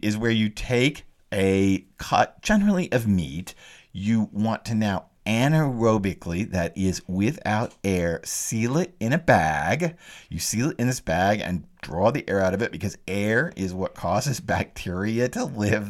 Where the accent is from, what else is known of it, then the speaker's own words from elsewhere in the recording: the South, United States; I grew up in the South